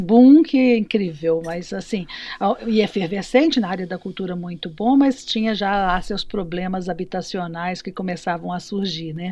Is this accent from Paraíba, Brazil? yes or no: no; Belo Horizonte, Minas Gerais, Brazil; moved away as an adult; also born or lived in Rio de Janeiro / Lisbon; now in São Miguel, Portugal; em Belo Horizonte, lá nasci, uhum. lá me criei